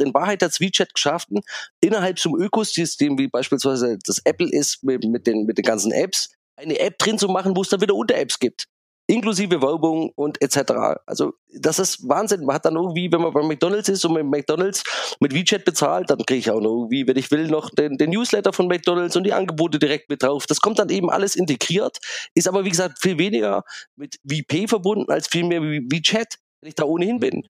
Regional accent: Germany; als Europäer, als Deutsche, als kritische Technologiebeobachter

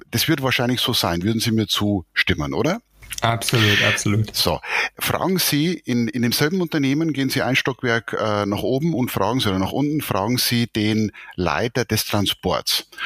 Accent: Bavaria, Germany; ich bin Oberpfälzer äh, und äh, bin hier äh, in äh, Bayern sozusagen geboren, äh, 57 Jahre alt

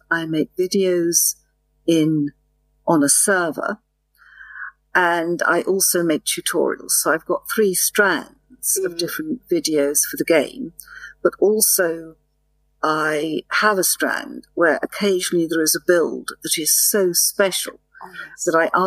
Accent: England, United Kingdom; as you know, I'm English, but I speak very clear what they call international English.

